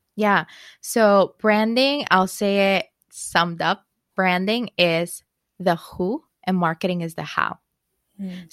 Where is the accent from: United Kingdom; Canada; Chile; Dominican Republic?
Dominican Republic; moved away as an adult; now in New York, United States; I am from Dominican Republic originally. I moved to New York in 2009.